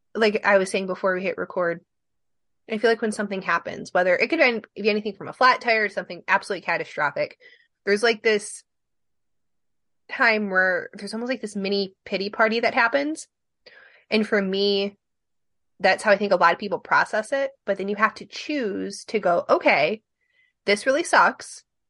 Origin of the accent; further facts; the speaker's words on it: Michigan, United States; we're not from Ohio, we're from Michigan